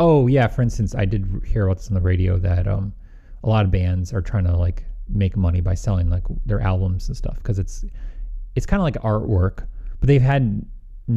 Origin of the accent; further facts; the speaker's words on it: Midwest, United States; accent: slight Midwestern; I have a slight Midwestern